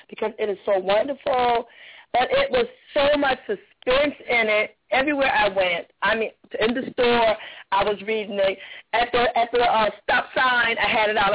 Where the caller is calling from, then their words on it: Jacksonville, United States; I'm calling from Jacksonville